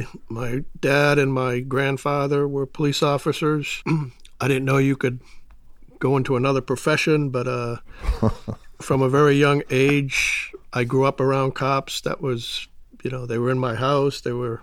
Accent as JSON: {"language": "English", "region": "Massachusetts", "country": "United States", "tie": "born or raised there", "said": "I grew up outside of Boston. I come from a, believe it or not, a large Irish Catholic family."}